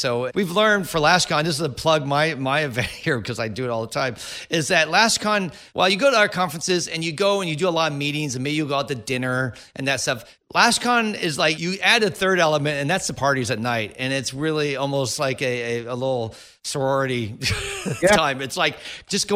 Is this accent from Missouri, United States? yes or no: no; Silicon Valley, California, United States; I grew up in the Silicon Valley